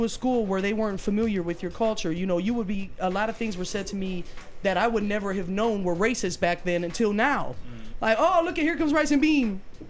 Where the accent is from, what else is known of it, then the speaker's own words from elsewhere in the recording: Sheffield Village, Ohio, United States; go to church in the Latino community, and I spent a lot of time in South Lowell, but at the end of the day, I was raised in Sheffield Village, Ohio.